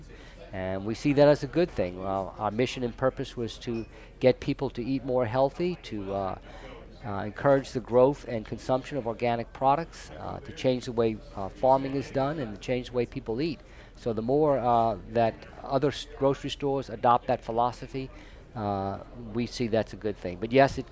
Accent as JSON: {"language": "English", "town": "New Orleans", "region": "Louisiana", "country": "United States", "tie": "born or raised there", "also_born_or_lived": "Colorado", "moved": "as an adult", "said": "I moved back to my hometown, New Orleans, from Colorado"}